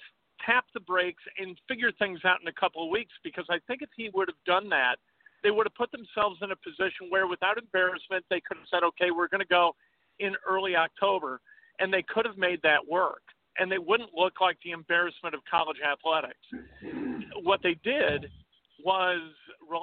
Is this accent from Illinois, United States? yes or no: yes; Chicago, Illinois, United States; I'm from Chicago. I grew up a Bears fan.